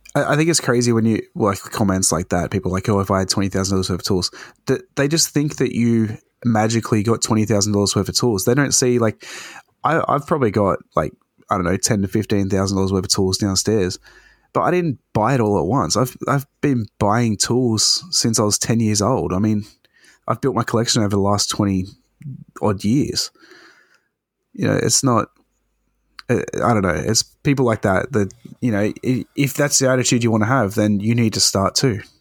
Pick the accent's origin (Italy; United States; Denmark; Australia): Australia